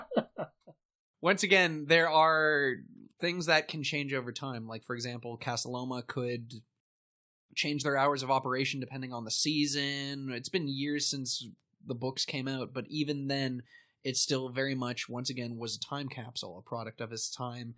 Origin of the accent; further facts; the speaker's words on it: Canada; being a Canadian, but also being part of the Toronto scene